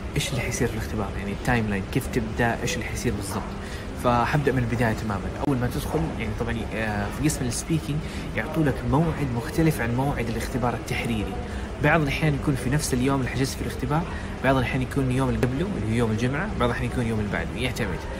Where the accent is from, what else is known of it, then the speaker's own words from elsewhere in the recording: Jeddah, Makkah Province, Saudi Arabia; أنا من جدة، I'm from جدة، in Saudi Arabia. Uh, it's a great city. I love it. I mean, I was born there. I lived there twenty years.